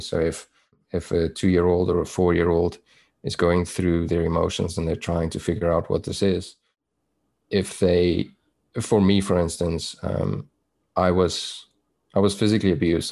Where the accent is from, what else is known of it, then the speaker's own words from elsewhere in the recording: South Africa; accent: South African; moved away as an adult; also born or lived in Toronto, Canada; now in Vancouver, Canada; I was born in South Africa. That's where my accent is from. Um, and I grew up there. I was there for probably the first 29, maybe 30 years of my life.